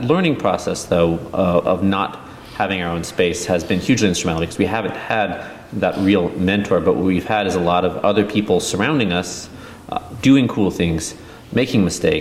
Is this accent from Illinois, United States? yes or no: no; Oregon, United States; we're both from Oregon